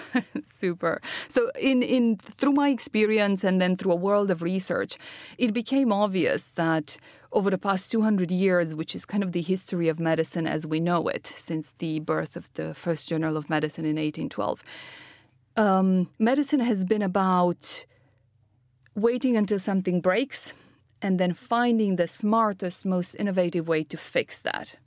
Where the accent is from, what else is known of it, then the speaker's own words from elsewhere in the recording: Romania; moved away; I'm originally from Romania, uh, was born to a father quantum physicist and a mother entrepreneur.